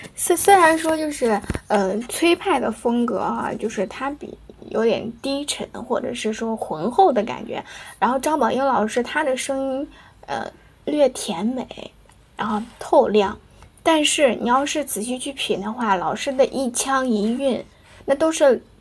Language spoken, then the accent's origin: Chinese; Anyang, Henan, China; 河南安阳，在渝北地区，就我的家乡